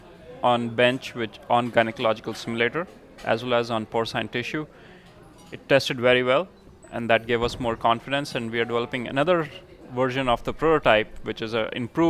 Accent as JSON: {"language": "English", "country": "India", "moved": "yes", "said": "I'm from India"}